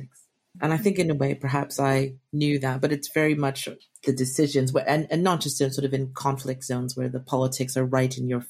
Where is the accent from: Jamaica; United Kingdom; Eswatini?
Jamaica; I'm Jamaican